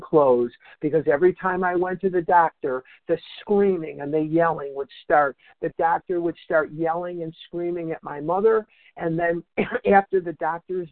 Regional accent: Chicago, Illinois, United States; now in Scottsdale, United States; I was born in Chicago, raised in Chicago, educated in Chicago

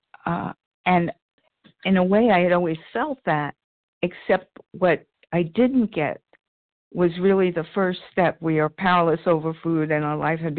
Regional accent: New York, United States; accent: New York; my New York accent

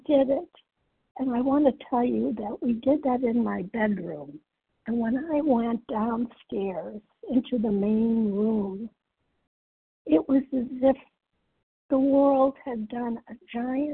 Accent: Massachusetts, United States; I'm from Massachusetts

